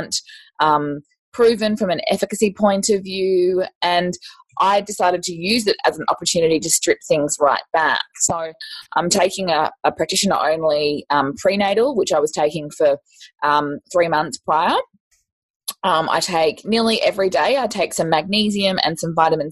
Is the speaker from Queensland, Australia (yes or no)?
yes; Queensland, Australia; I'm also from Queensland